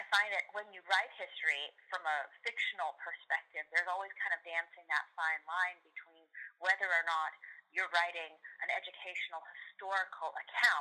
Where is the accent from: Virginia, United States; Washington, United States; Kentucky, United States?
Washington, United States; Seattle; now in Southern California, United States; I'm actually not in Seattle. I'm from Seattle. I'm a Seattleite originally, but I live in Southern California